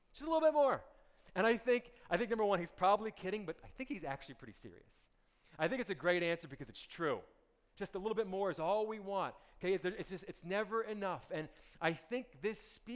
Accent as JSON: {"language": "English", "town": "Montclair", "region": "New Jersey", "country": "United States", "tie": "born or raised there", "said": "I grew up in North New Jersey in a town called Montclair, which is about 13 miles west of New York City"}